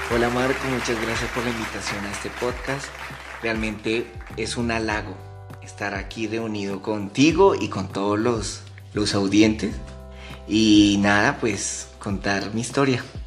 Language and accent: Spanish; Ibagué, Tolima, Colombia; now in Bogotá, Colombia; yo nací en la ciudad de Ibagué. ¿Sí? Mis papás son de allá. No, pues nada, yo me crié en una finca cerca a la ciudad de Ibagué